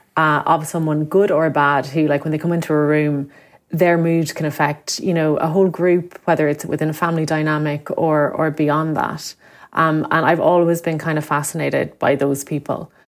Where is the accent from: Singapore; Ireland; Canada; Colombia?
Ireland; Limerick, Munster; moved away as an adult; I'm from Limerick, and, uh, would have lived there for the first eighteen years of my life